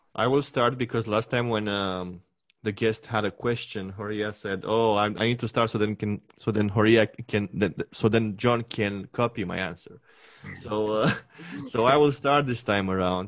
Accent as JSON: {"language": "English", "country": "Romania", "tie": "born or raised there", "second_language": "English", "moved": "as an adult", "lives_now": "Canada", "said": "my home country, like what it used to be my universe before"}